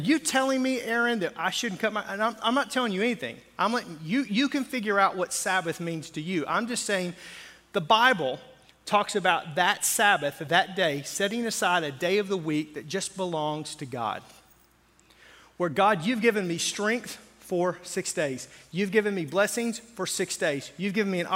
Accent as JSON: {"language": "English", "region": "the South", "country": "United States", "tie": "born or raised there", "said": "I grew up where, in a very conservative area in the South"}